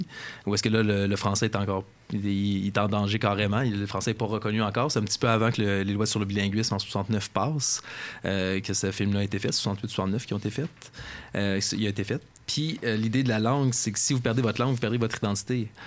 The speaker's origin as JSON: {"language": "French", "region": "Quebec", "country": "Canada", "said": "le français s'éclate un peu plus au Québec, puis on se permet de, d'avoir notre accent à nous"}